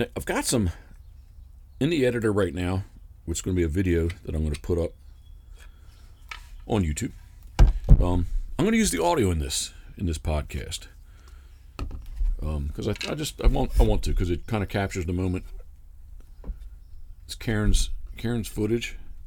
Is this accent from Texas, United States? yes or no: no; Havre de Grace, Maryland, United States; moved away as an adult; I don't currently live in the area, but I was born in Haverty Grace